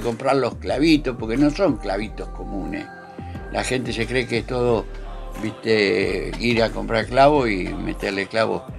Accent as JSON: {"language": "Spanish", "region": "Buenos Aires", "country": "Argentina", "moved": "as an adult", "lives_now": "Trelew, Argentina", "said": "Nosotros somos de Buenos Aires"}